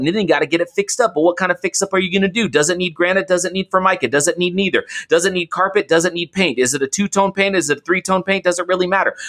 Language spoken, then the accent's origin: English; Oakland, California, United States; So I grew up in Oakland, I grew up in the Bay Area